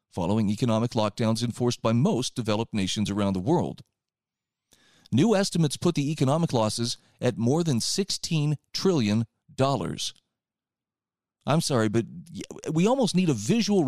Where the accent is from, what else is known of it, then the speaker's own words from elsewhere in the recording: Utah, United States; the state of Utah. That's my home state